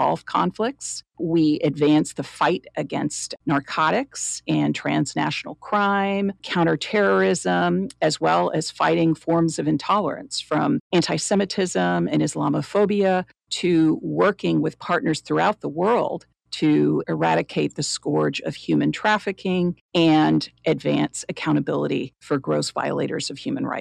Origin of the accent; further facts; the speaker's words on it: Chapel Hill, North Carolina, United States; I was the first member of my entire family born in the United States in the great state of North Carolina, where we were one of a handful in the university town of Chapel Hill